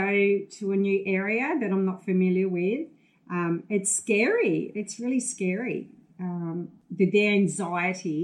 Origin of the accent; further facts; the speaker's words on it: Tasmania, Australia; growing up in Tasmania